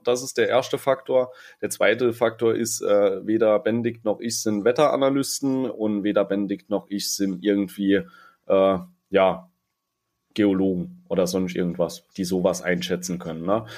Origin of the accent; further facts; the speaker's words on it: Saarland, Germany; bei uns im Saarland